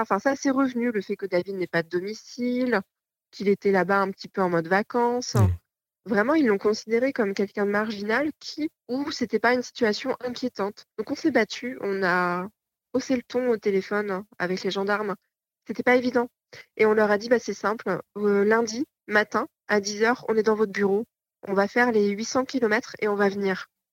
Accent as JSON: {"language": "French", "region": "Normandy", "country": "France", "said": "On est originaire de Normandie"}